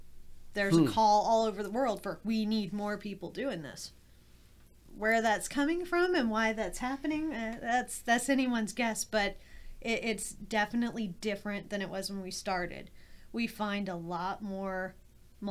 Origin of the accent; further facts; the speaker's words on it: New Orleans, Louisiana, United States; I'm from New Orleans